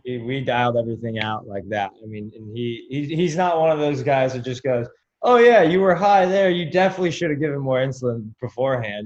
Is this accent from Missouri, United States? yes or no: no; California, United States; now in Florida, United States; I'm from California, um, but I'm out in Florida right now